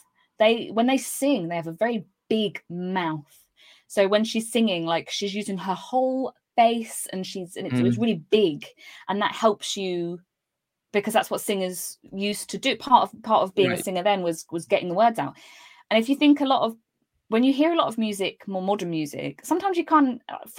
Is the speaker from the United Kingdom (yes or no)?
yes; East of England, United Kingdom; accent: neutral; I'm quite lucky, naturally I'm from Cambridgeshire, and so I have quite a neutral accent. I was brought up to pronounce my words properly.